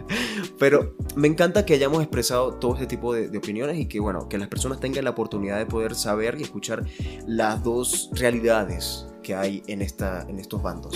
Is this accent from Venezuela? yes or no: yes; Venezuela; moved away; A mí como venezolano, en el extranjero